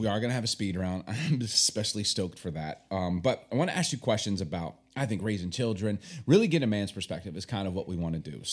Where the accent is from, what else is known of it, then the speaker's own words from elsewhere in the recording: Chicago, Illinois, United States; also born or lived in Baltimore; growing up in Chicago, born in Baltimore